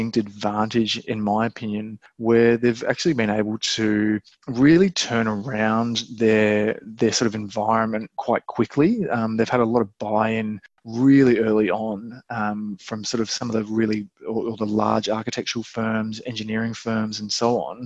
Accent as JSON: {"language": "English", "country": "Australia", "also_born_or_lived": "United Kingdom / New Zealand", "said": "as an Aussie"}